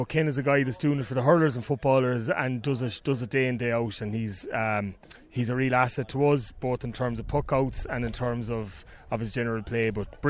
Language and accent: English; Connacht, Ireland; now in Cork, Ireland; Like, I'm not a Bishopstown man. I'm from Thurlochmore in Galway, but married a Cork woman and down here now.